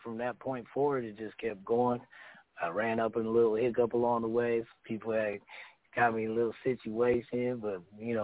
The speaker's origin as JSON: {"language": "English", "town": "Canton", "region": "Ohio", "country": "United States", "tie": "born or raised there", "said": "Born and raised in Canton, Ohio"}